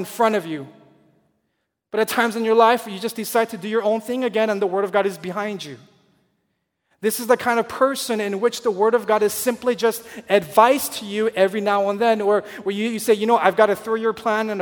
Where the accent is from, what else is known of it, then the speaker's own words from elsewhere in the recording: Southern California, United States; moved away; I grew up in Southern California